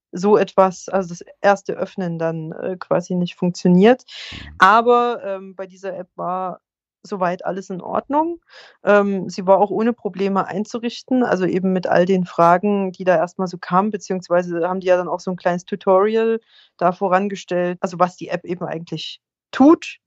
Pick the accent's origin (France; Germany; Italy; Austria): Germany